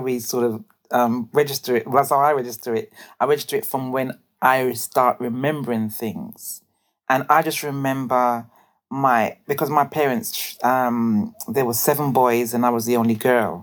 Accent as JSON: {"language": "English", "region": "London", "country": "United Kingdom", "tie": "born or raised there", "said": "I grew up in Brixton. I was born in an area, well, in central Brixton actually"}